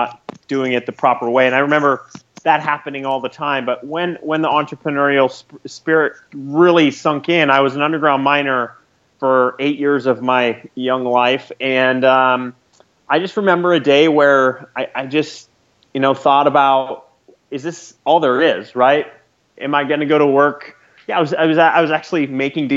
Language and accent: English; Lewistown, Montana, United States; I grew up in central Montana in a little town called Lewistown